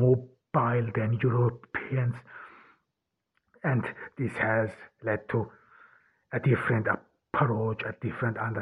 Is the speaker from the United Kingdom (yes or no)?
no; Ordu, Turkey; I'm here in Turkey, in Ordu, in my hometown.